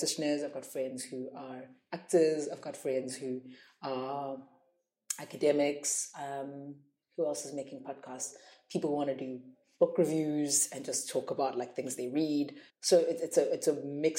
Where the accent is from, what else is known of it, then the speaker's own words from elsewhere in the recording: South Africa; I grew up with such a rich history of radio and media producers in South Africa